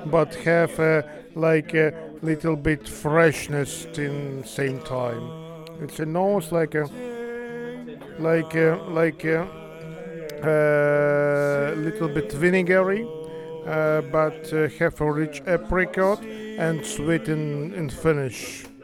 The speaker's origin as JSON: {"language": "English", "country": "Ukraine", "said": "I'm from Ukraine."}